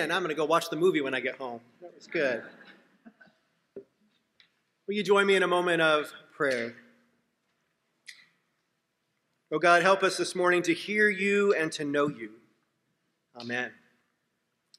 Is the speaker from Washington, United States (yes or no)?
yes; Seattle, Washington, United States; I was on the soccer team in my hometown of Seattle